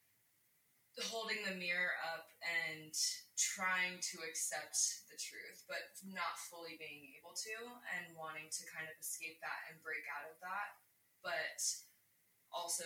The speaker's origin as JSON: {"language": "English", "region": "Florida", "country": "United States", "tie": "born or raised there", "said": "I grew up in Florida in a very small town"}